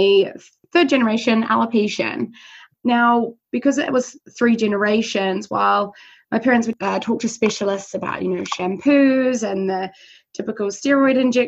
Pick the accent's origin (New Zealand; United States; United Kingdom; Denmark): New Zealand; born or raised there; moved away